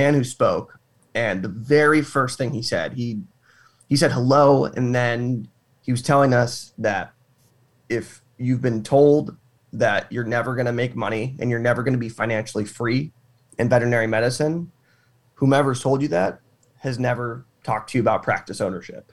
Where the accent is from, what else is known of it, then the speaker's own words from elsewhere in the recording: Arizona, United States; I'm from Arizona, born and raised in the heat